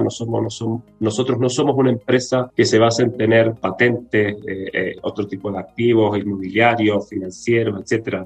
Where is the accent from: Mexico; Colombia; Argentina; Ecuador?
Argentina; Córdoba; moved away as an adult; also born or lived in Brazil / Buenos Aires; now in Santiago, Chile; yo soy argentino, de Córdoba, la segunda ciudad de Córdoba, ahí me crié, no nací ahí, pero ahí me crié, estudié